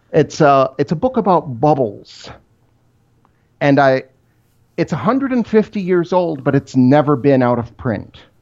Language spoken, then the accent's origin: English; Rochester, Michigan, United States; I grew up in Rochester, Michigan. It's about twenty miles outside Detroit.